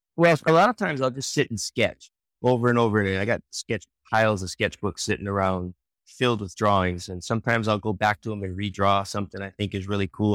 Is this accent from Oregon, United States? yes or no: no; Oahu, Hawaii, United States; moved away as an adult; also born or lived in San Francisco; now in Rockwall, United States; I grew up on the island of Oahu in Hawaii